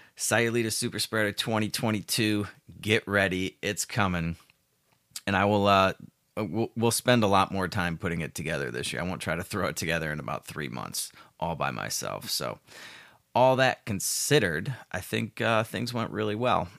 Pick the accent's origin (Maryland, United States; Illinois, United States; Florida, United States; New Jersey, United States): Illinois, United States; Chicago; moved away as an adult; now in Puerto Vallarta, Mexico; I'm from Chicago originally. I still have a place there.